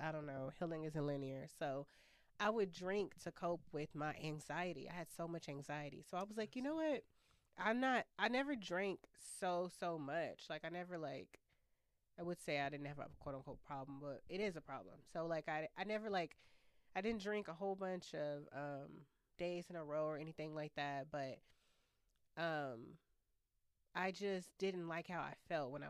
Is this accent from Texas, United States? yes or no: yes; Austin, Texas, United States; moved away as an adult; I'm born and raised in Austin. Left Austin two and a half years ago